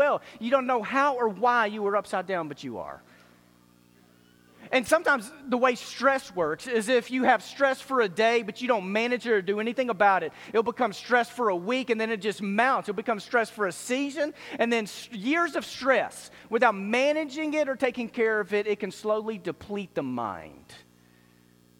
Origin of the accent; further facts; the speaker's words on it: Dallas, Texas, United States; I grew up in Dallas